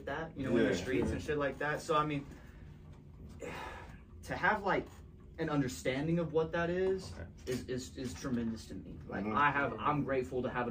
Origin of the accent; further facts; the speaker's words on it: Pearland, Texas, United States; I'm from Houston, Texas, man. I'm from the south side of Pearland, Texas.